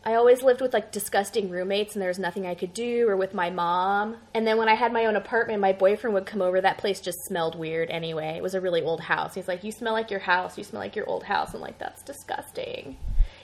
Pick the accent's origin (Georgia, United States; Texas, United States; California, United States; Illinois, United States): California, United States; Orange County, Southern; I'm from Southern California, so I'm from Orange County, which is adjacent.